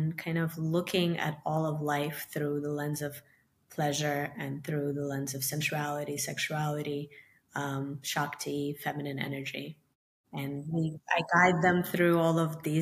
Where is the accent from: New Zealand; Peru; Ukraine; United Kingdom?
Ukraine; also born or lived in New York; now in Miami, United States; I'm from Ukraine originally, and I moved to Miami from New York